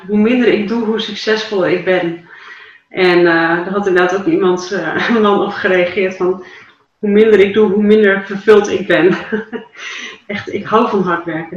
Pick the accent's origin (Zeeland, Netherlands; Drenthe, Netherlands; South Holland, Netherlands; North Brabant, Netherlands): Drenthe, Netherlands; Dalen; in Dalen, toen vroeg ik mijn geboortedorp